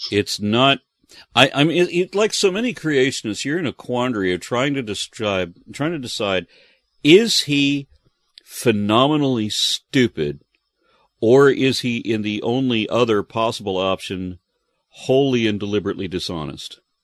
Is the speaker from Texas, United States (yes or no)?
yes; Texas, United States; I am, you know, Texan and American